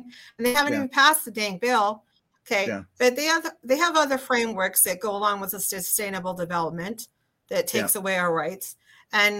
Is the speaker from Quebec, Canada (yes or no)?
no; Southern Alberta, Canada; I come from the Southern Alberta community where we're referred to as Northern Utah